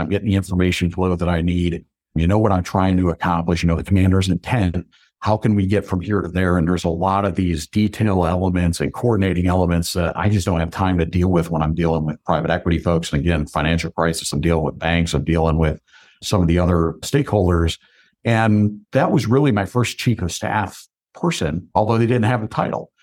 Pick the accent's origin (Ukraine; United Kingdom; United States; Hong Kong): United States; Binghamton, New York; accent: New York; also born or lived in Syracuse, New York; I grew up in the Binghamton area